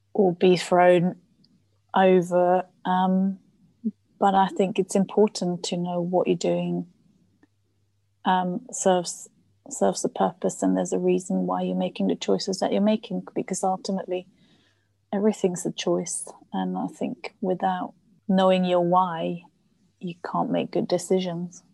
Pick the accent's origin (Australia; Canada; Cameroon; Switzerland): Switzerland; first language German; English is a second language; moved away as an adult; now in London, United Kingdom; I was born in Switzerland quite a few years ago now